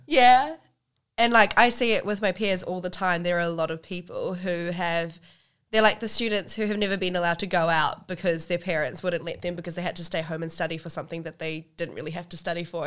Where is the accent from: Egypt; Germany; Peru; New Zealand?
New Zealand; I've grown up as a Kiwi Indian